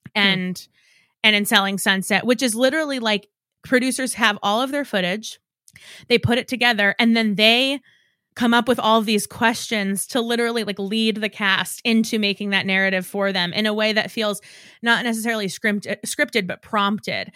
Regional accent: New York, United States; I'm from New York

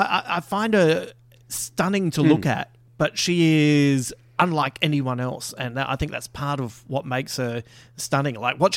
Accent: Adelaide, South Australia, Australia; I'm allowed to say that I'm from Adelaide and I don't have a sister anyway.

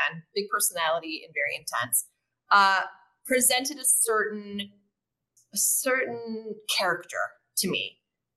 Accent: United States; moved away as an adult; now in Mexico; me being an American

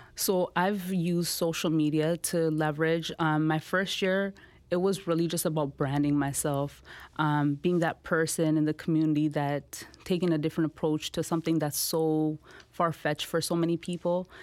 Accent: Toronto, Ontario, Canada; also born or lived in India; I, I grew up in the Jane and Finch community.

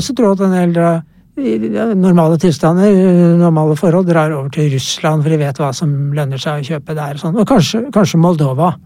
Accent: Norway; jeg kommer fra Norge

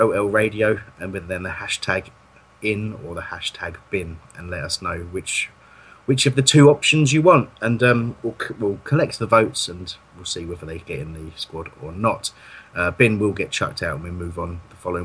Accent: Crawley, South East England, United Kingdom; my hometown, Crawley

